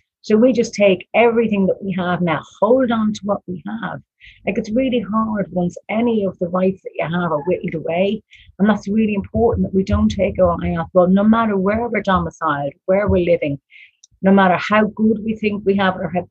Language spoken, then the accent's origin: English; Ireland; as an Irish woman